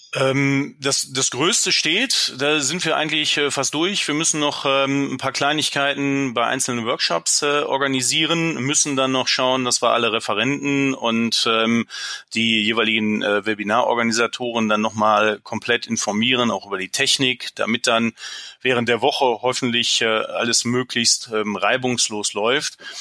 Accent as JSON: {"language": "German", "country": "Germany", "said": "klar bin ich Deutscher"}